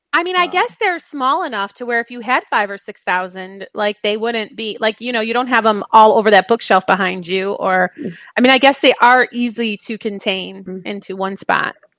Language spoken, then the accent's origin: English; Michigan, United States; growing up in Michigan